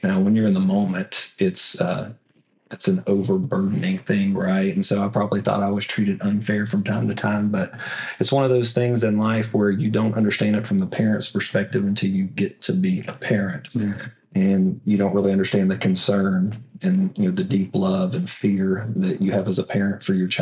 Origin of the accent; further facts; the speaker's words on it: Evadale, Texas, United States; Southeast Texas is home. Grew up in Evadale